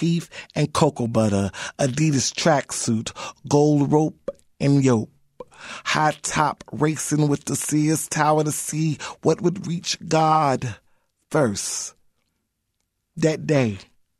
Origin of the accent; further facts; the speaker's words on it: Chicago, Illinois, United States; I live in the West Town community of Chicago, but I'm definitely from the West Side